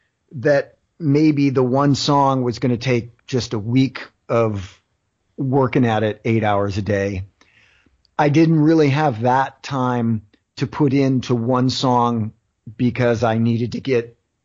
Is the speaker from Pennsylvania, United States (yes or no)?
yes; Philadelphia, Pennsylvania, United States; because I'm from Philly and it's …, I feel like I got to crack ….